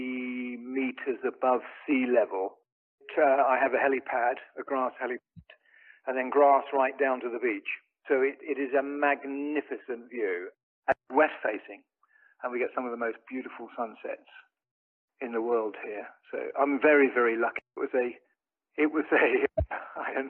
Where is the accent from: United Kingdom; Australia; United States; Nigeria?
United Kingdom; England; moved away; I'm from England originally